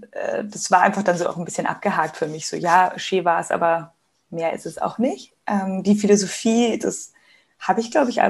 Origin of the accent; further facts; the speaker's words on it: Munich, Bavaria, Germany; Ich bin gerade in München. Das ist meine Heimat, mein Zuhause, wo ich aufgewachsen bin und auch lebe.